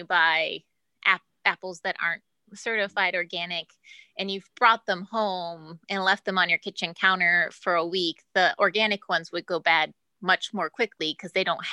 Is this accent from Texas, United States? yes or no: no; Ohio, United States; I'm from Ohio